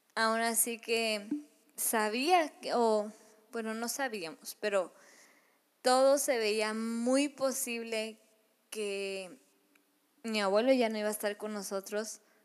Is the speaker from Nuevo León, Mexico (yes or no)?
yes; Monterrey, Nuevo León, Mexico; yo soy de Monterrey